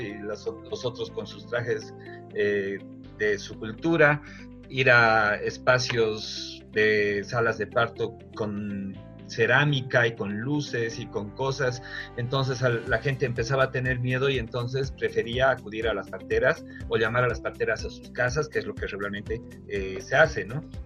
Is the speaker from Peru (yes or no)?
no; Bolivia; como bolivianos